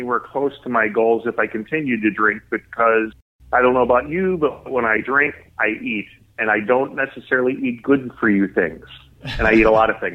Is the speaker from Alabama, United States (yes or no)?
no; Chicago, Illinois, United States; I was born and raised in the Chicago area.